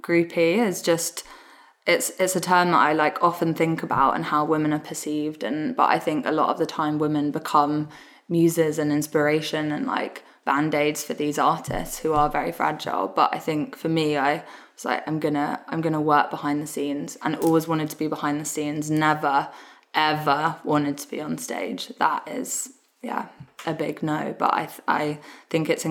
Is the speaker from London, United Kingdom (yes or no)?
yes; London, United Kingdom; So I grew up in Southeast London, in Lewisham.